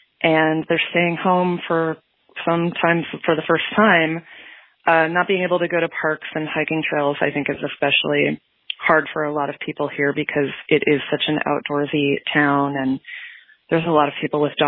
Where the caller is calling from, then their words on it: Portland, Oregon, United States; I'm Adweek's diversity and inclusion reporter, and I'm calling from Portland, Oregon, where I work remotely from home all of the time.